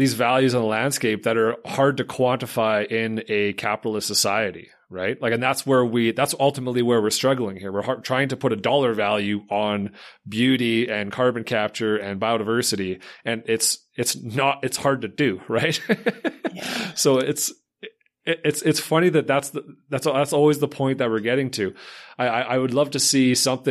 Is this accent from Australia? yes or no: no; Canada; I'm Canadian. I work in the boreal forest